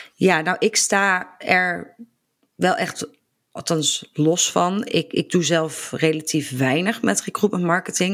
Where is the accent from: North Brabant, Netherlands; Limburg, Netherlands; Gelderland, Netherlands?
Gelderland, Netherlands; Barneveld; Ik kom uit Barneveld